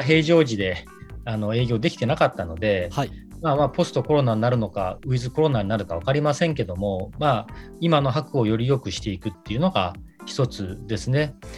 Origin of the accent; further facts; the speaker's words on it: Funabashi, Chiba, Japan; moved away as an adult; also born or lived in San Francisco Bay Area, United States; now in Shiraoi, Japan; もともとは千葉県の船橋市が出身地になります